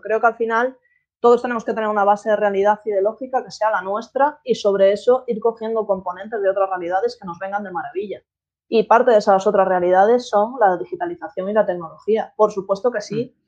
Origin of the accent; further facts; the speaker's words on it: Galicia, Spain; moved away; soy estratega digital y soy gallega